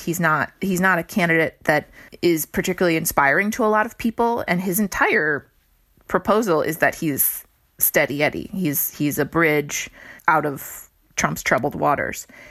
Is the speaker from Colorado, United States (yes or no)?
no; Cleveland, Ohio, United States; moved away; also born or lived in East Coast; I grew up in Ohio and then went to the East Coast